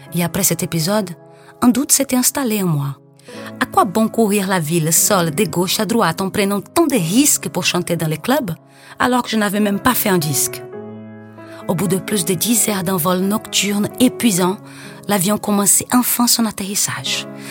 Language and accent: French; Rio de Janeiro, Brazil; French is a second language; moved away as an adult; now in Paris, France; comme une bonne carioca que j'étais